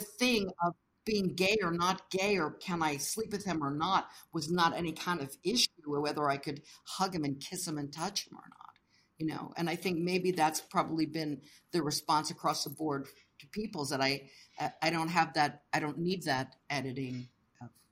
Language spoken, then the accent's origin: English; Tampa, Florida, United States; moved away as an adult; also born or lived in London / New York; I'm here from Tampa